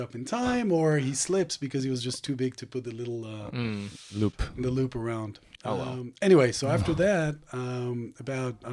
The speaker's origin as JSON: {"language": "English", "town": "Haifa", "region": "Haifa District", "country": "Israel", "tie": "born or raised there", "also_born_or_lived": "East Lansing, Michigan, United States", "moved": "yes", "said": "I was born in Haifa. I grew up part of my life in the U.S., in Michigan, East Lansing."}